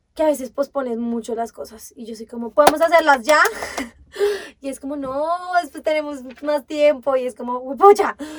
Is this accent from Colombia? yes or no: yes; Bogotá, Colombia; Yo sí he vivido toda mi vida acá en Bogotá, o sea, nací en Bogotá, crecí en Bogotá, sigo en Bogotá